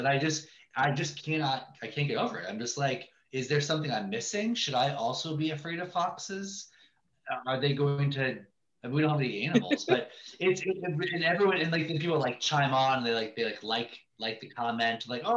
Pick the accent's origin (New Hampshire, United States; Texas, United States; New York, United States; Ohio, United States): Ohio, United States; now in Montclair, United States; I grew up in Ohio